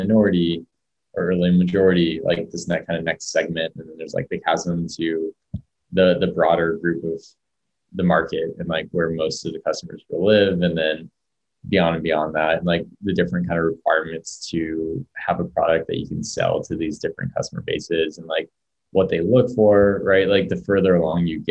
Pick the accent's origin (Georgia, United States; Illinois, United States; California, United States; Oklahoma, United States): California, United States; Orange County, Southern; also born or lived in San Francisco; now in Boulder, United States; I'm originally from Southern California, like Orange County area.